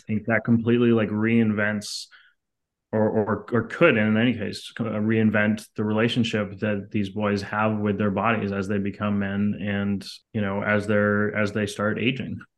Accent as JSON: {"language": "English", "town": "Montreal", "region": "Quebec", "country": "Canada", "tie": "born or raised there", "said": "I grew up in Canada, in Montreal, which is a very artsy city"}